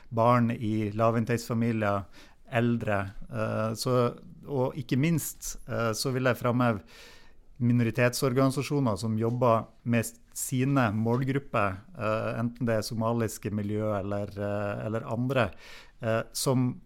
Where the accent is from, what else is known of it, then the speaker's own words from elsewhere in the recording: Nesna, Nordland, Norway; da jeg vokste opp eh, på, på Nisna på, på 80-tallet